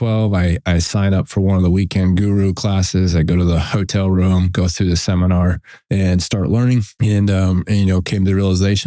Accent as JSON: {"language": "English", "region": "Western New York", "country": "United States", "tie": "born or raised there", "also_born_or_lived": "South Carolina", "moved": "yes", "lives_now": "Pensacola, United States", "said": "I grew up a combination of Western New York on a dairy, and my grandfather was a dairy farmer. And my father was we had a beef farm and he worked in a feed mill, and we moved to South Carolina"}